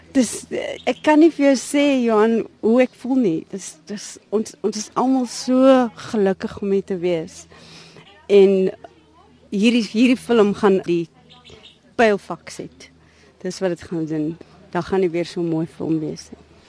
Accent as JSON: {"language": "Afrikaans", "town": "Cape Town", "region": "Western Cape", "country": "South Africa", "tie": "born or raised there", "said": "ek het op die Kaapse vlakte groot geword"}